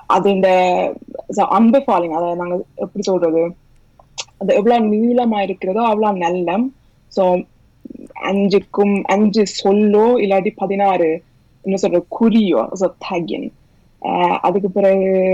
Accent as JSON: {"language": "Tamil", "country": "Norway", "tie": "born or raised there", "moved": "as an adult", "lives_now": "Bergen, Norway", "said": "நான் பிறந்து வளர்ந்தது எல்லாம் ஸ்டூடெண்ட்ல தான்"}